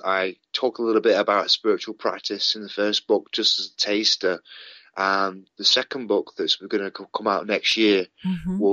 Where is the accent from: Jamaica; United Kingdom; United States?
United Kingdom; Padiham, North West England; also born or lived in Manchester, England; I grew up in England, in a small town called Padiham.